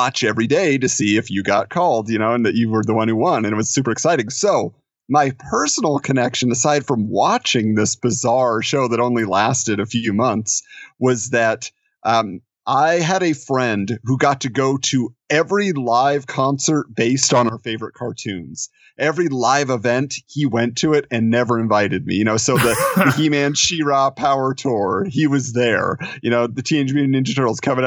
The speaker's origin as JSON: {"language": "English", "region": "Southern California", "country": "United States", "tie": "born or raised there", "said": "I grew up in Southern California"}